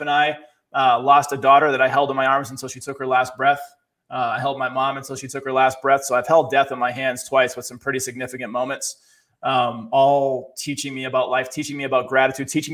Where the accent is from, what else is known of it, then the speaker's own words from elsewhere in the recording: Boston, Massachusetts, United States; born and raised in Boston, city kid, grew up poor